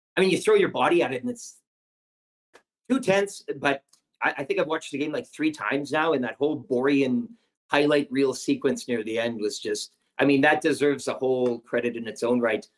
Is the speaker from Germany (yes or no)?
no; Canada; as a Canadian